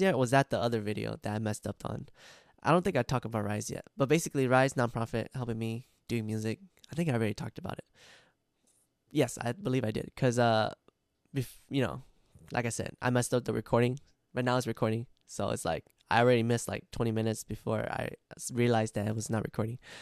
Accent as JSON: {"language": "English", "country": "United States", "tie": "born or raised there", "said": "I grew up in America, and I also speak a lot of Amer-, English"}